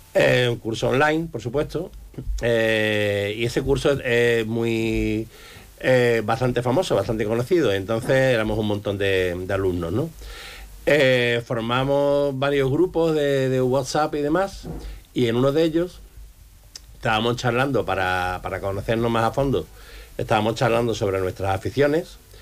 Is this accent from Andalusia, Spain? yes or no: yes; Campo de Gibraltar, Andalusia, Spain; la mayoría de la población del campo de Gibraltar ni siquiera habríamos nacido